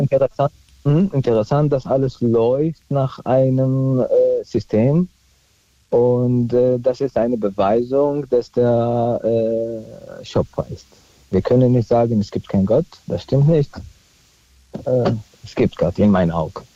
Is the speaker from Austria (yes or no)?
no; Syria; also born or lived in Neustadt; now in Germany; ich bin Christ aus Syrien, ich spreche Jesus-Sprache immer noch